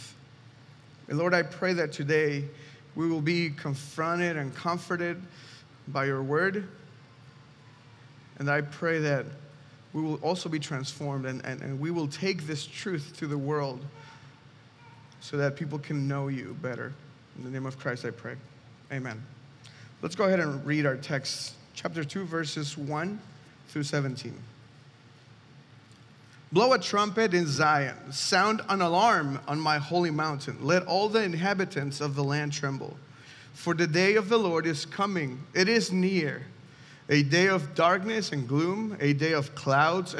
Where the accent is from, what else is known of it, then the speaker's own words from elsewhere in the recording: Mexico City, Mexico; moved away; I'm from Mexico City specifically, and when I was 6 years old